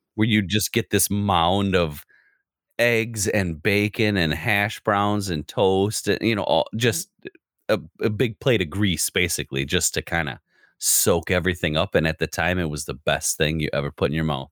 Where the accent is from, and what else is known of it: United States